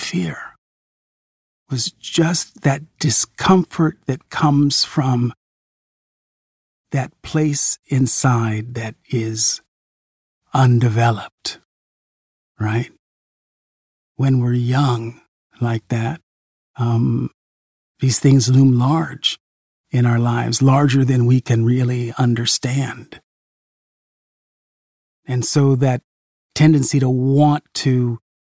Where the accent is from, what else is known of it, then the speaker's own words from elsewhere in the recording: California, United States; my grandparents lived in Missouri, and I grew up in California